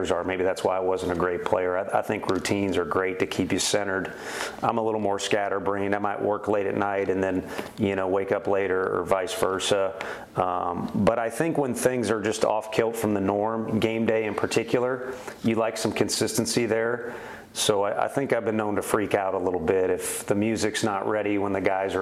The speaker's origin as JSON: {"language": "English", "town": "St. Louis", "region": "Missouri", "country": "United States", "tie": "born or raised there", "moved": "yes", "lives_now": "Knoxville, United States", "said": "I grew up in St. Louis, you know, kind of a city slicker"}